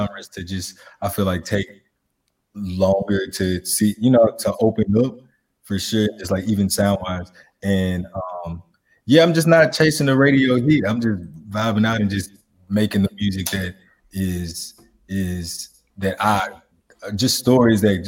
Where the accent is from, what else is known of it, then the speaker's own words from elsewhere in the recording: Shreveport, Louisiana, United States; now in Nashville, United States; I grew up in Shreveport, Louisiana